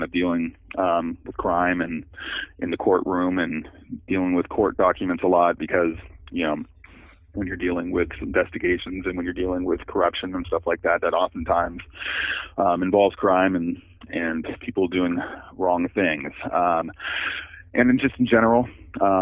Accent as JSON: {"language": "English", "area": "Marin County", "region": "California", "country": "United States", "tie": "born or raised there", "said": "I grew up in Marin County and spent my whole life in the Bay Area"}